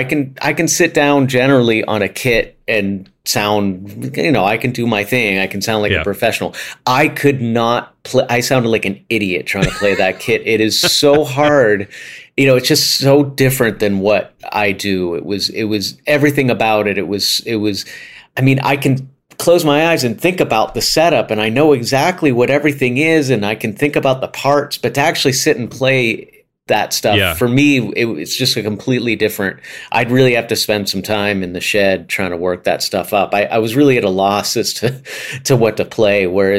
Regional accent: Pittsburgh, Pennsylvania, United States; now in New York, United States; And when I grew up in Pittsburgh, the music scene there is a smaller music scene, and you tend to have the opportunity to play a lot of different styles if you want to. And in New York, once I came here, it's such a big scene

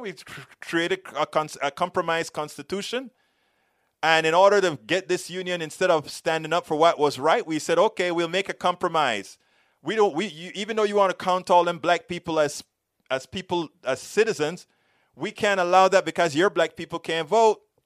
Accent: United States

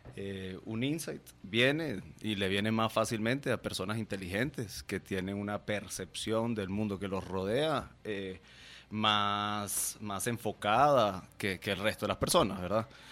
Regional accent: Guatemala; also born or lived in Venezuela / New York; yo soy venezolano, eh, pero crecí en Guatemala. Nosotros nos vinimos en el 98

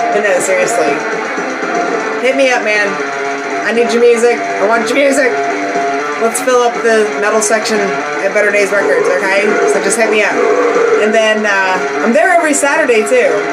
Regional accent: Pittsburgh, Pennsylvania, United States; I'm from Pittsburgh

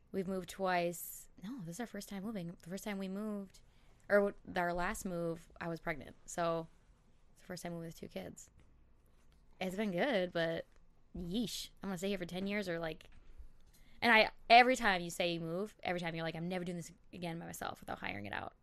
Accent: Elk River, Minnesota, United States; also born or lived in Saint Paul, Minnesota; that's where I grew up, like, graduated from Elk River

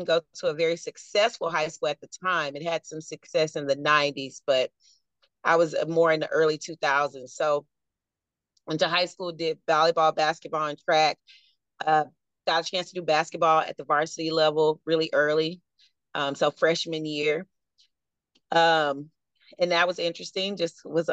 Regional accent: Houston, Texas, United States; I'm from Houston

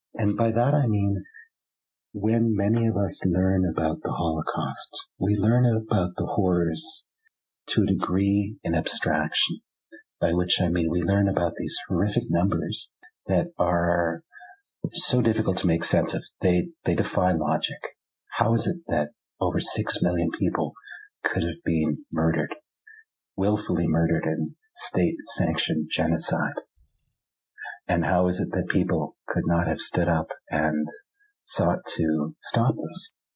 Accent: Vancouver, British Columbia, Canada; first language German; English is a second language; third generation Germans, like myself growing up in Vancouver

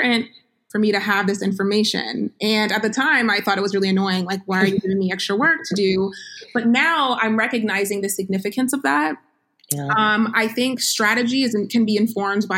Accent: Vermont, United States; now in Georgia, United States; I live in Georgia. And I grew up in the Northeast. I grew up in Vermont

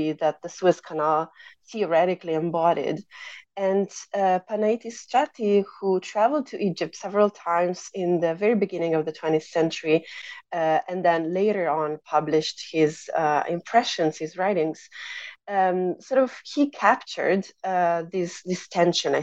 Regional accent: Italy; moved away as an adult; I grew up in Italy, which is where I pursued my undergraduate studies and my master's degree.

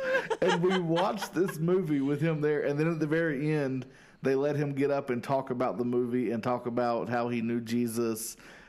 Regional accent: Salisbury, North Carolina, United States; It's made in Salisbury, North Carolina. {S1} Yeah. {S2} Boom. My hometown.

